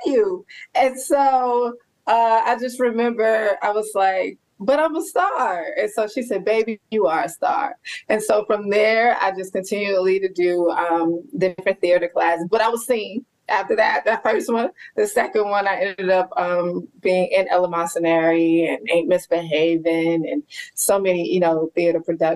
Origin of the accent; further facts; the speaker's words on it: Birmingham, Alabama, United States; now in Atlanta, United States; I am originally from Alabama